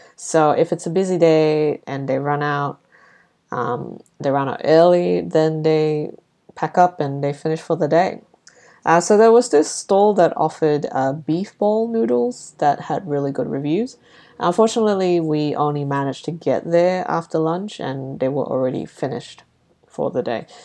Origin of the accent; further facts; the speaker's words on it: Brunei; moved away; when I was growing up in Brunei